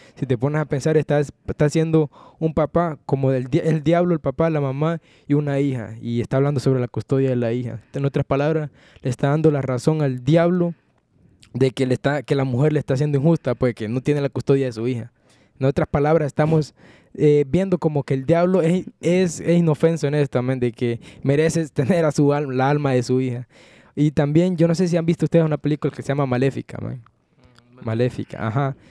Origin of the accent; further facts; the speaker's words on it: Honduras; moved away; mi país, Honduras